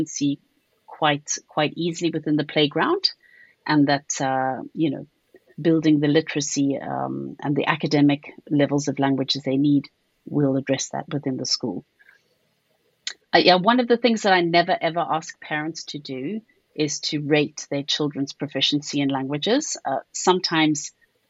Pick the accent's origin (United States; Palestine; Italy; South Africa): South Africa; accent: South African; now in United Kingdom; I don't have a British accent. I have a South African one.